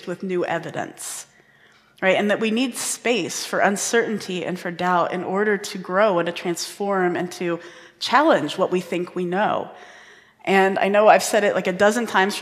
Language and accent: English; Indiana, United States; I grew up in Indiana